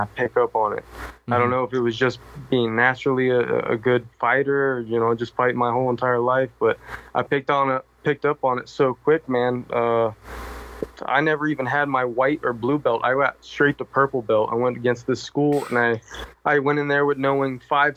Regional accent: Florida, United States; moved away as an adult; now in Las Vegas, United States; I grew up in Florida

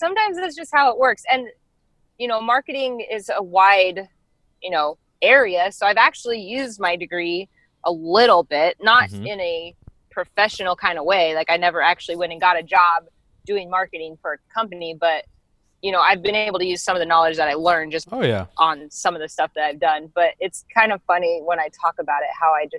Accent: Arizona, United States; also born or lived in Denver, Colorado; I was born in Denver, but we moved to Arizona when I was, I think, 9 or 10.

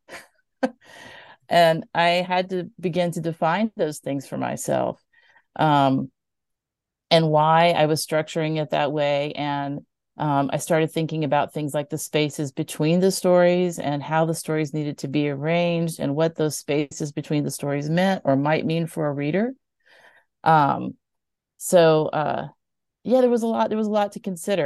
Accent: Mobile, Alabama, United States; growing up in Mobile

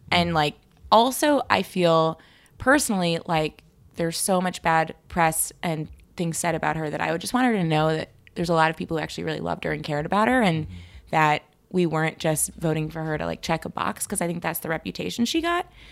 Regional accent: Chicago, Illinois, United States; also born or lived in Connecticut / France; I'm from Chicago, and I'm Jewish

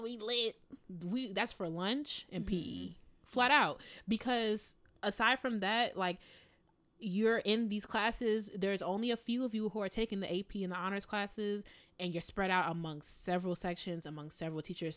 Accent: Midwest, United States; I'm from the Midwest. So in the Midwest, like, you look at people, you smile

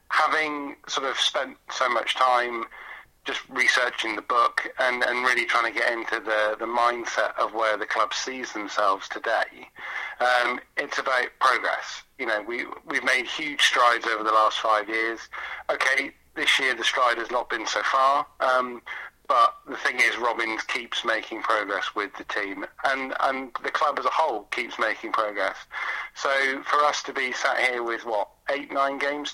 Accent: Exeter, South West England, United Kingdom; Growing up in Devon, I'm not from Coventry. I was born in Exeter

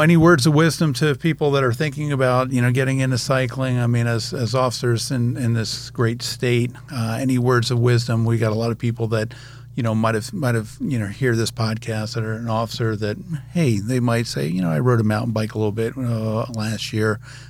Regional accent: the South, United States; So I'm from the South.

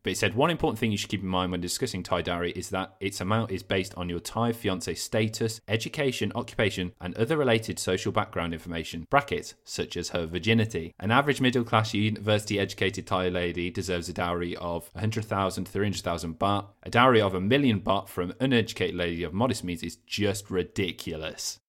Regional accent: England, United Kingdom; being an English man

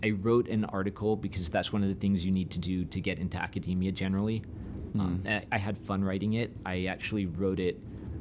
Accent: suburbs north of San Diego, Southern California, United States; moved away as an adult; also born or lived in Utah / New York; I grew up in Southern California, in the suburbs just north of San Diego.

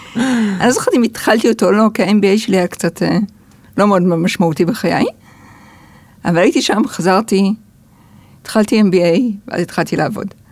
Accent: Haifa, Haifa District, Israel; also born or lived in United States; אני גדלתי בחיפה

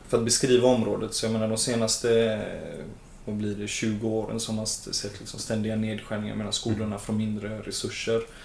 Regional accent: Gothenburg, Västra Götaland, Sweden; jag är född och uppvuxen och bor i Hammarkullen som ligger i Angered

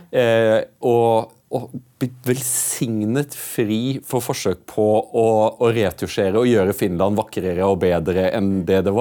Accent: Norway; for en ting som jeg lurer på som nordmann er at I Norge så har vi veldig mye stereotypier knyttet til finske menn

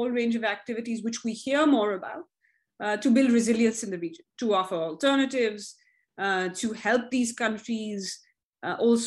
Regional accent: India; When I was growing up in India in the 80s

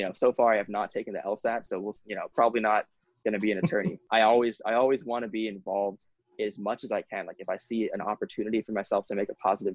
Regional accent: Honolulu, Hawaii, United States; I grew up in Honolulu

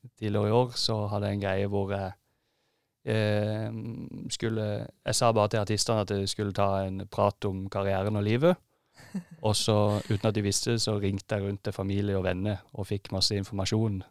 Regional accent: Holum, Agder, Norway; now in Oslo, Norway; nettopp kommet tilbake til Oslo etter å ha vært hjemme i Holum

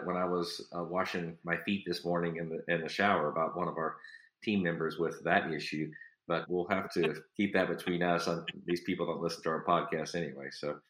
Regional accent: Dallas, Texas, United States; I'm a big city boy. You know, I born and raised in Dallas on the concrete. My experience with country is awesome, but I'm just a city boy. I think I'll always be a city boy

